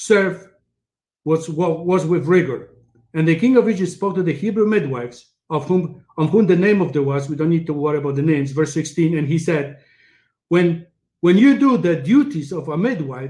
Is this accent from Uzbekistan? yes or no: no; Poland; now in Canada; I came from Poland